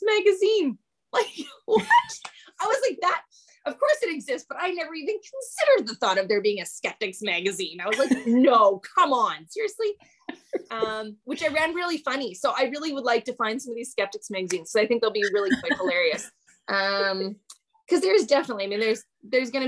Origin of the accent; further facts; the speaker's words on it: Canada; I'm Canadian